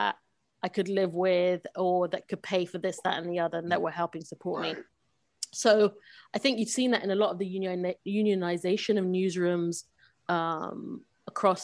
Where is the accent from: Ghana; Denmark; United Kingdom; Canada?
United Kingdom; London; moved away; I was born in London, grew up in London